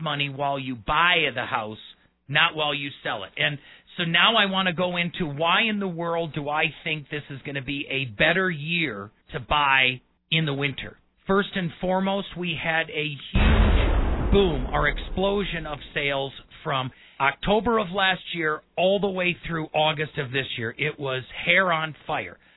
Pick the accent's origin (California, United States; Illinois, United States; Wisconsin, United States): Wisconsin, United States; Milwaukee; also born or lived in Colorado; now in Colorado Springs, United States; I'm a Colorado native by marriage. I was born and raised in Milwaukee.